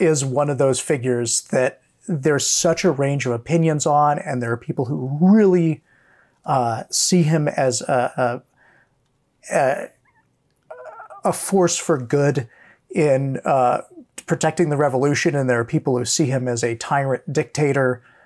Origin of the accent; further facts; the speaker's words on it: Hawaii, United States; growing up in Hawaii